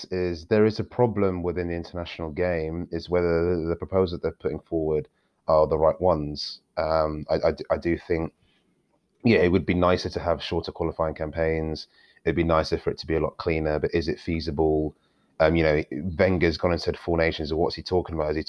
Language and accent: English; Nigeria; um, I'm Nigerian as well, and they do in Africa